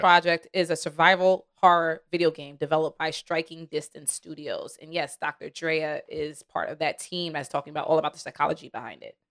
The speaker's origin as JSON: {"language": "English", "region": "New York", "country": "United States", "said": "I'm from New York"}